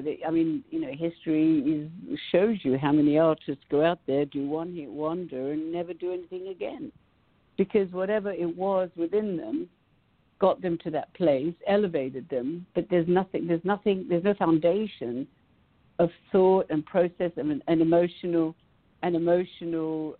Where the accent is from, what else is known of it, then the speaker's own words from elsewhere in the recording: Greece; now in Los Angeles, United States; I grew up in Greece